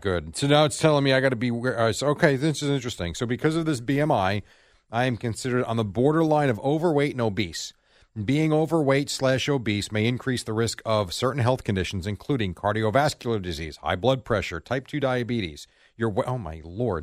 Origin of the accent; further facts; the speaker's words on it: United States; as an American